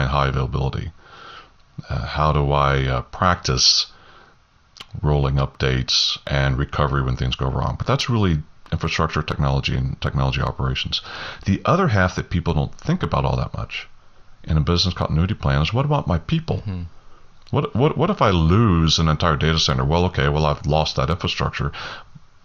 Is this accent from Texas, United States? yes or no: yes; Southeast Texas coast, United States; I grew up on the Southeast Texas coast, and we had hurricanes all the time